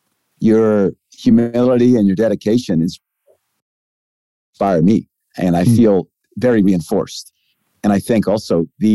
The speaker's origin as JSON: {"language": "English", "country": "Thailand", "tie": "born or raised there", "said": "I grew up in Thailand. I went there when I was 9 months old, taken by my parents, who are Christians, and they're still there."}